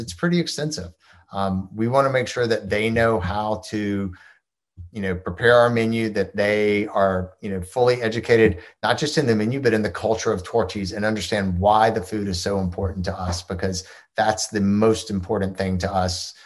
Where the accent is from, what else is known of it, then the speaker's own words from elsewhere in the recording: Georgia, United States; I grew up in Georgia